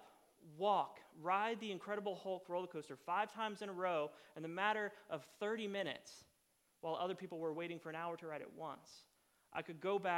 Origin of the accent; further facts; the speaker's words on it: Florida, United States; moved away; I was born in Florida and lived in Florida for a long time